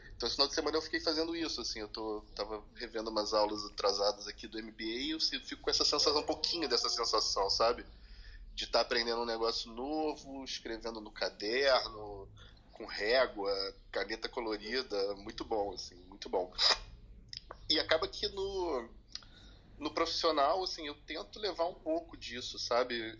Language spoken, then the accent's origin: Portuguese; Teresópolis, Rio de Janeiro, Brazil; moved away; passei grande parte da minha infância em Teresópolis